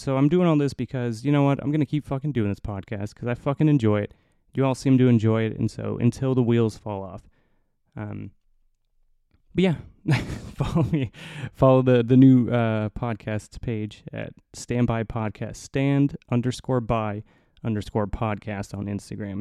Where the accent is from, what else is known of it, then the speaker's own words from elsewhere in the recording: Indiana, United States; moved away; I'm from the cornfields of Indiana